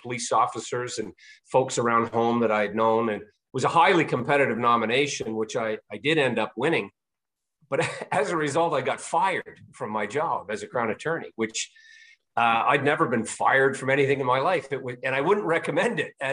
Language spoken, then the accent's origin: English; Pictou County, Nova Scotia, Canada; I grew up in Atlantic Canada, Pictou County, Nova Scotia in particular